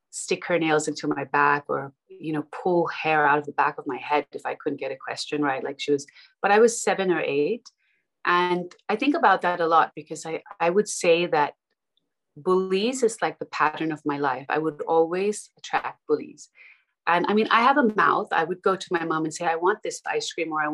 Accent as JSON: {"language": "English", "town": "Melbourne", "region": "Victoria", "country": "Australia", "tie": "born or raised there", "also_born_or_lived": "Dubai", "moved": "as an adult", "lives_now": "London, United Kingdom", "said": "I grew up in Melbourne in Australia"}